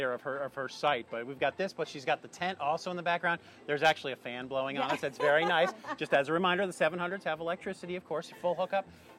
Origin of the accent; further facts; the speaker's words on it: Palm Beach Gardens, Florida, United States; I grew up in Palm Beach Gardens.